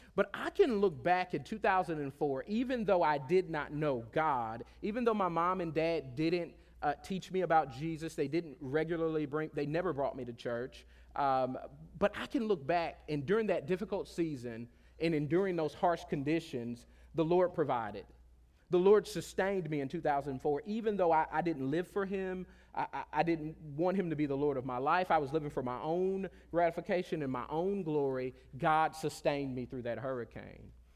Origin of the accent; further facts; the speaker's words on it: Pensacola, Florida, United States; moved away; I grew up on the Gulf Coast of Florida in a small country town, uh, uh, uh, uh, south of Alabama called Pensacola, Florida